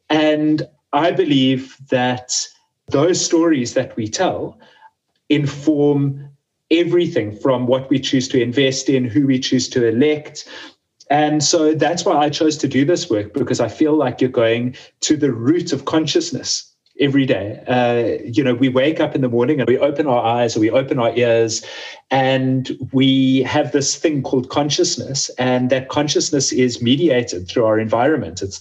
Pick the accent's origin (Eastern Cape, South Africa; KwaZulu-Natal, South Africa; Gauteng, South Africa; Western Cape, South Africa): Western Cape, South Africa; Cape Town; very small scale and micro farmers in my hometown in Cape Town